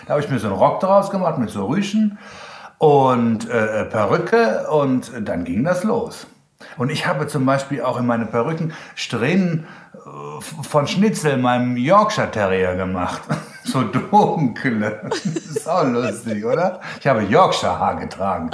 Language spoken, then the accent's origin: German; Germany; accent: German; mein deutscher Akzent